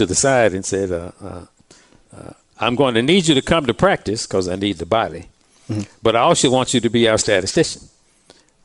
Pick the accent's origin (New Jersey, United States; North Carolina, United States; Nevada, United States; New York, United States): North Carolina, United States; Durham; also born or lived in Ohio; I was born and raised in Durham